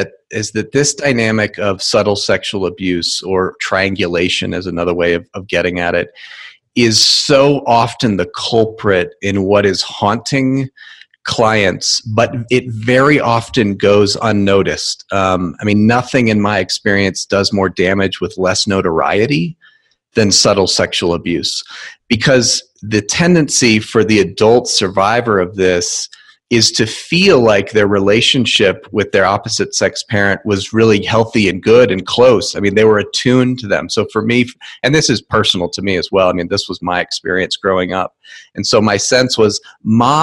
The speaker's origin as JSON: {"language": "English", "region": "Connecticut", "country": "United States", "tie": "born or raised there", "moved": "yes", "lives_now": "Fort Collins, United States", "said": "I grew up in Connecticut, but I am now happily in the state of Colorado, about an hour north of Denver in Fort Collins"}